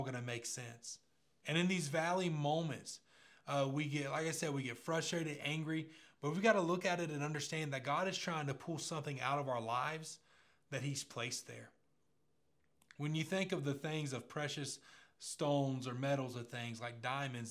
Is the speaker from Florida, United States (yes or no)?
yes; Pace, Florida, United States; I remember growing up in Pace and the area I grew up in, everybody wanted a truck at 16, right? We were just a bunch of country kids